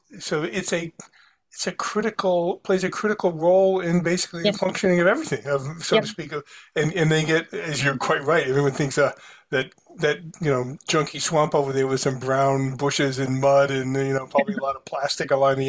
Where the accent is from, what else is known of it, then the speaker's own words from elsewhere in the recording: New Bedford, Massachusetts, United States; I grew up in New Bedford